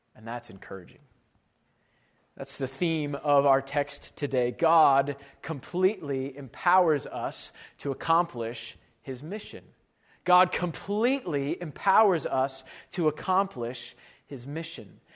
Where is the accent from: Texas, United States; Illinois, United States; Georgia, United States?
Illinois, United States; Chicago; moved away as an adult; now in Iowa, United States; I grew up in, uh, Chicago